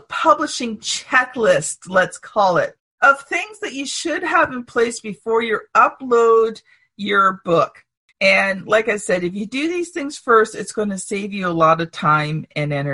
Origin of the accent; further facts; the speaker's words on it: Canada; I'm a Canadian